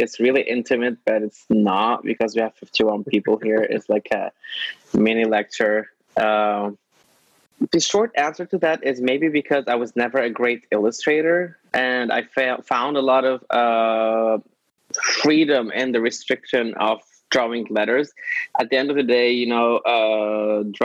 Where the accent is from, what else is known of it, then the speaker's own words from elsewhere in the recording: Lebanon; moved away as an adult; now in Brooklyn, United States; I was born in Lebanon. I was raised in Lebanon.